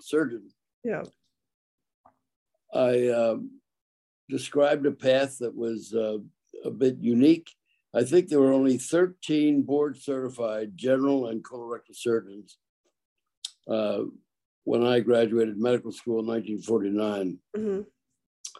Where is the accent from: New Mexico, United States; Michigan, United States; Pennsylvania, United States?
Pennsylvania, United States; Philadelphia; also born or lived in Brooklyn, New York; my mother moved back to Philadelphia with me. And I spent my early years in the street learning how to survive